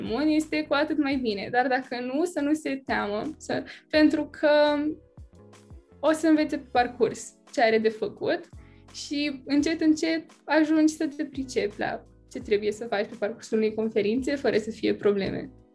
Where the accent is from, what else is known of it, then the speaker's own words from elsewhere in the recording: Bacău, Bacău County, Romania; sunt din Bacău și sunt în clasa a 12 acum